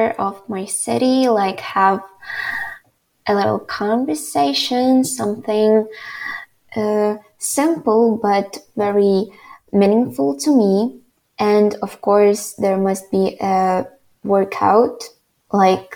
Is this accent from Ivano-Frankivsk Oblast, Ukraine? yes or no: yes; Ivano-Frankivsk, Ivano-Frankivsk Oblast, Ukraine; I would like to live in my hometown, Ivano-Frankivsk